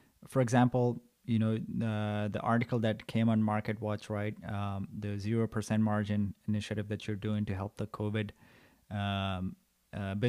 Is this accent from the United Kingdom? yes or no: no; Nepal